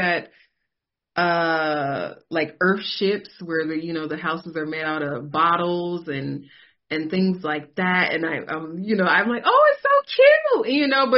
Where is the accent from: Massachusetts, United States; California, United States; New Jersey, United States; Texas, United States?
California, United States; moved away; I'm born and raised in California